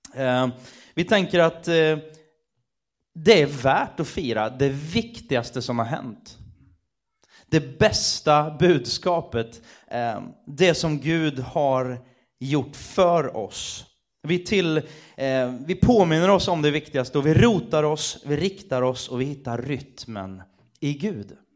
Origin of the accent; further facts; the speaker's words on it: Sweden; som svensk